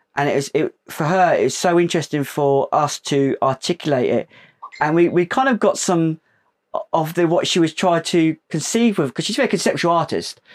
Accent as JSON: {"language": "English", "town": "Portsmouth", "region": "South East England", "country": "United Kingdom", "tie": "born or raised there", "said": "we're from Portsmouth, uh, and we grew up in that navy town"}